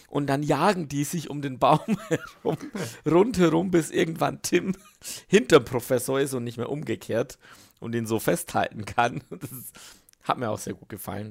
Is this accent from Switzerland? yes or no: yes; Switzerland; ich bin nicht so als Schweizer mit deutschen Worten nicht so bewandert